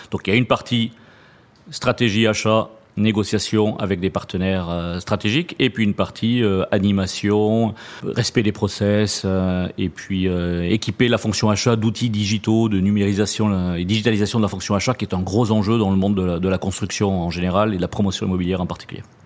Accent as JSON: {"language": "French", "town": "Toulouse", "region": "Occitania", "country": "France", "tie": "born or raised there", "also_born_or_lived": "Paris", "moved": "yes", "said": "mon accent euh, me trahit souvent. Effectivement, je suis né en région toulousaine"}